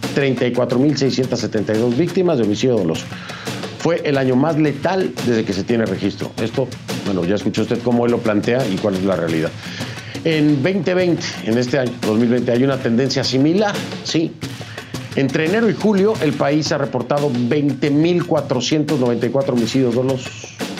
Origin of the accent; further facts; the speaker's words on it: Mexico; now in United States; yo soy mexicano